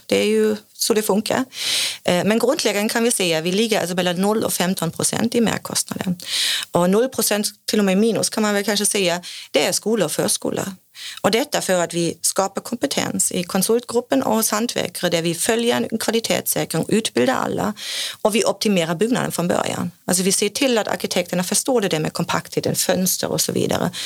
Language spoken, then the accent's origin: Swedish; Germany; Swedish is a second language; now in Sweden; kommer jag från Tyskland